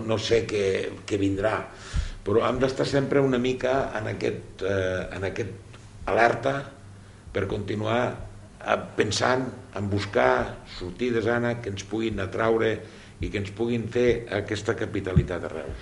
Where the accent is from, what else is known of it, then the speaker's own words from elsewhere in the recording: Vinebre, Catalonia, Spain; jo que sóc, com ja sabeu, de Vinebre i que tenim la central nuclear a un quilòmetre i mig del meu poble